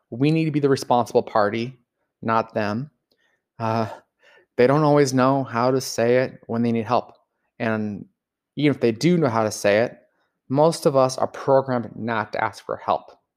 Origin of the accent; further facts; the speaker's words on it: Los Angeles, California, United States; I grew up in Los Angeles